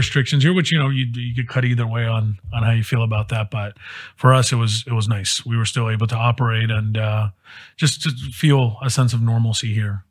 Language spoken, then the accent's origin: English; Miami, Florida, United States; moved away as an adult; also born or lived in Midwest; now in Dallas, United States; I've been in Dallas since 2012, moved here after college, and I grew up in Miami, Florida.